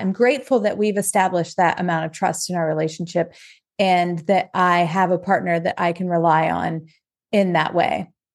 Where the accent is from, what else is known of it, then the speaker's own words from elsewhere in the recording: Ohio, United States; moved away; we're from Ohio originally